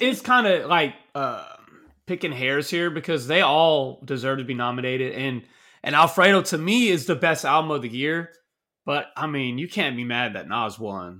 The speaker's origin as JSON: {"language": "English", "region": "Texas", "country": "United States", "said": "I'm from the South, I'm from Texas"}